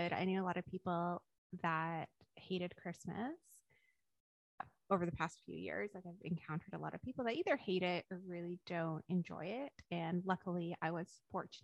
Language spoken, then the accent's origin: English; Canada; moved away as an adult; now in Australia; having grown up in Canada and being Canadian